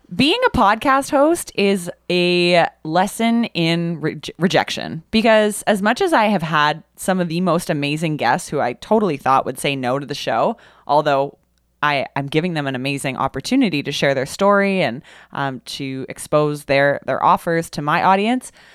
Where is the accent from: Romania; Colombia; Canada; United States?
Canada; Kitchener, Ontario; I grew up in Kitchener.